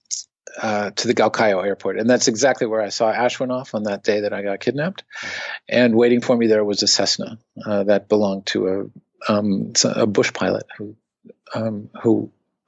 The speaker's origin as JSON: {"language": "English", "country": "United States", "said": "as an American"}